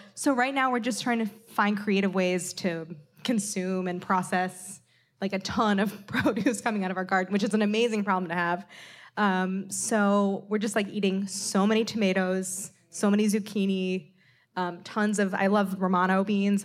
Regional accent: St. Louis, Missouri, United States; moved away; Saint Louis in my hometown

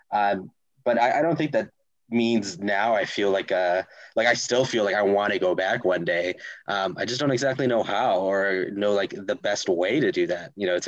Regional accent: Honolulu, Hawaii, United States; moved away as an adult; now in Boston, United States; I graduated high school, and that's when I moved away from Hawaii

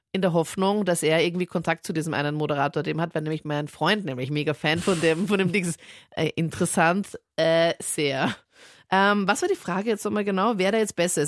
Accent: Linz, Upper Austria, Austria; ist meine Heimatstadt

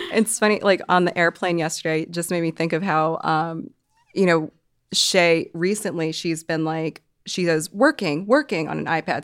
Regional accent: Hong Kong; moved away; I'm from Hong Kong

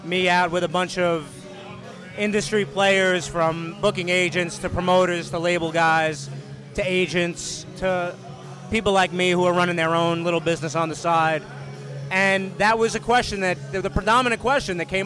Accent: Brooklyn, New York, United States; also born or lived in Jersey City; now in Staten Island, United States; I grew up in Brooklyn, and I'm used to being surrounded by people

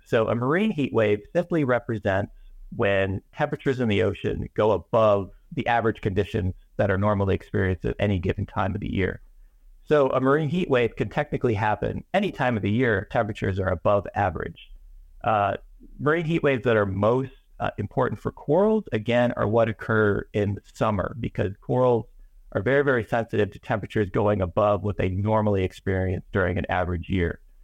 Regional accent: Chicago, Illinois, United States; moved away; also born or lived in Miami; when I was a kid, I grew up in Chicago, Illinois

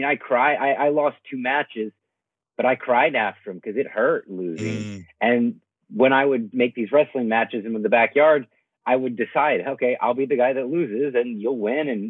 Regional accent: United States; I am an American professional wrestler

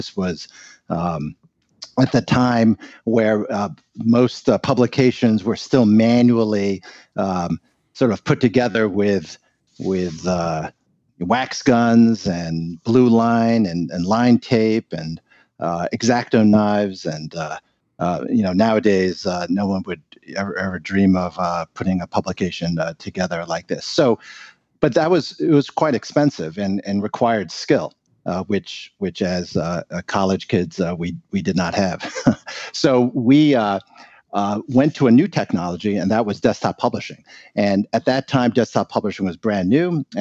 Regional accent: New York, United States; They studied in Seattle and then both got jobs in New York, where I was born. My parents very much wanted to live in America because of the freedoms and the opportunities that this country afforded, and they became citizens, and I grew up in New York

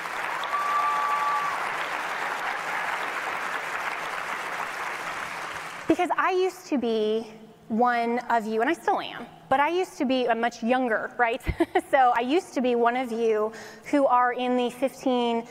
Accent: Colorado, United States; moved away as an adult; now in Washington, D.C., United States; the little girl from Colorado

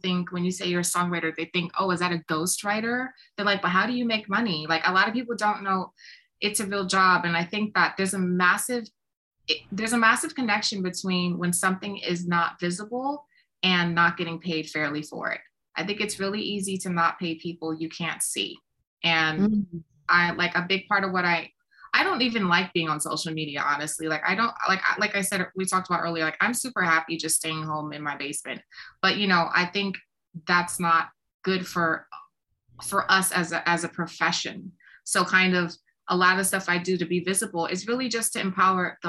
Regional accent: New York City, New York, United States; I come from the South Bronx. I had nothing handed to me. I grew up in the projects, raised by a single mom.

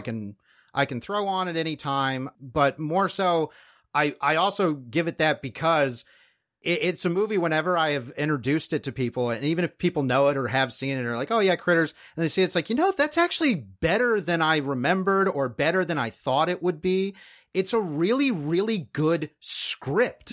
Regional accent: Fort Myers, Florida, United States; waitress in Fort Myers, Florida. And as a kid, I was, that is my hometown

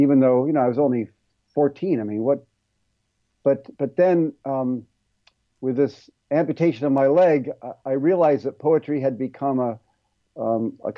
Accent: Ohio, United States; moved away as an adult; also born or lived in California; from where I grew up in Ohio

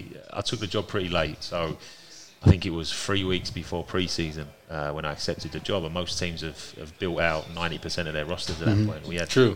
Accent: London, United Kingdom; moved away as an adult; now in Omaha, United States; I'm from East London.

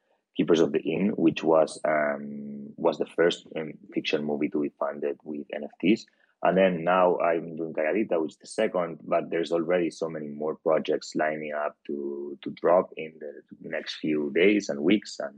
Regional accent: Barcelona, Catalonia, Spain; now in London, United Kingdom; I'm a filmmaker from Barcelona, Spain.

